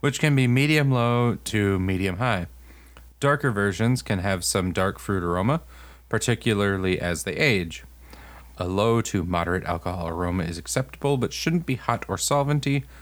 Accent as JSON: {"language": "English", "region": "Texas", "country": "United States", "tie": "born or raised there", "moved": "yes", "lives_now": "Wisconsin, United States", "said": "where I grew up in Texas"}